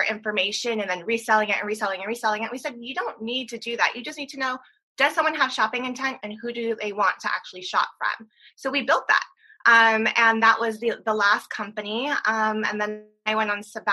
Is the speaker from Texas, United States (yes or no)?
no; San Diego, California, United States; originally from San Diego, California